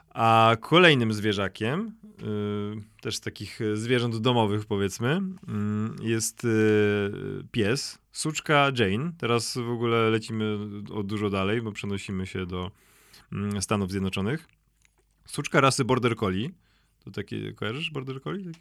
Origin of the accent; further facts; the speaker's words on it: Szczecin, West Pomeranian Voivodeship, Poland; accent: Szczecin; miałem szczeciński akcent z faktu mojego rodowodu szczecińskiego